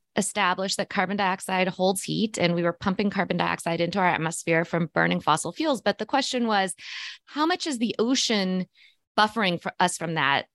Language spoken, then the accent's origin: English; Missouri, United States; I grew up in Missouri, which is the center of North, you know, of, of the United States